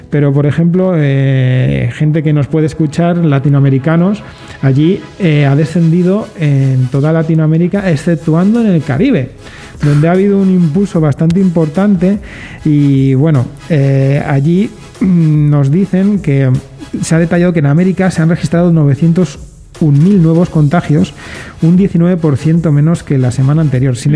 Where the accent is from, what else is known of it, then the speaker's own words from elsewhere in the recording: Granada, Andalusia, Spain; now in León, Spain; vengo de Granada sí que lo vivo bastante, lo he vivido bastante